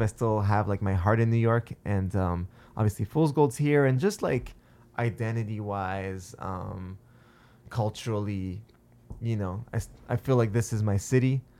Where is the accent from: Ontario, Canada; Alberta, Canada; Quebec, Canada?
Quebec, Canada; Montreal; I'm from Montreal or that I'm Dave's brother